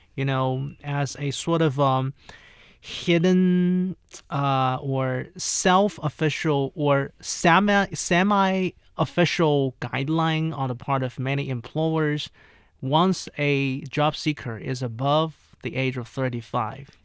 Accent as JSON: {"language": "English", "area": "near Hangzhou", "region": "Zhejiang", "country": "China", "tie": "born or raised there", "moved": "yes", "lives_now": "Beijing, China", "said": "Hangzhou, right? Which is pretty close to my hometown"}